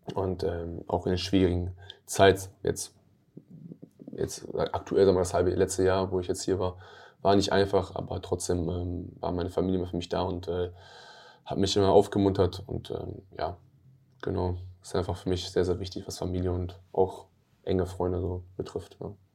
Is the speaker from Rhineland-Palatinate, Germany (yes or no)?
no; Hanover, Lower Saxony, Germany; Ich komme aus der Stadt